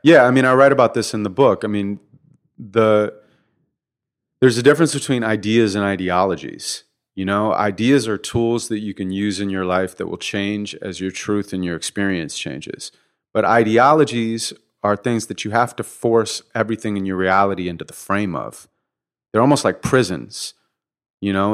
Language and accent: English; Santa Monica, California, United States; born and raised in Santa Monica